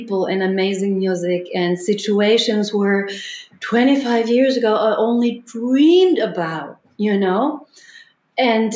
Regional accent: Munich, Bavaria, Germany; moved away; in Munich in my hometown

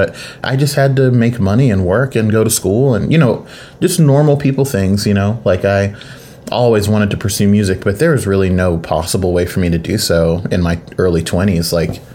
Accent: Mustang, Oklahoma, United States; a Black kid growing up in Mustang, Oklahoma

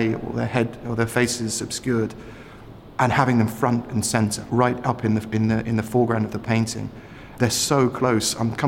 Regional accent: East Sussex, South East England, United Kingdom; I was born in East Sussex

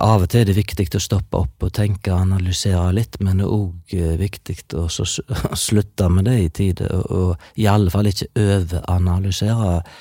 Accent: Vikebygd, Rogaland, Norway; jeg er fra Vikebygd, i det som tidligere var Ølen kommune i Sunnhordland, altså helt sør i Hordaland

